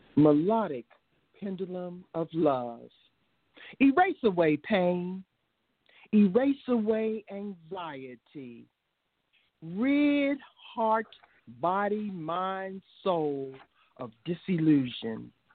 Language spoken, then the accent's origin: English; Washington, District of Columbia, United States; I hail from Southeast Washington, D.C., by the way of Georgetown University Hospital in 1949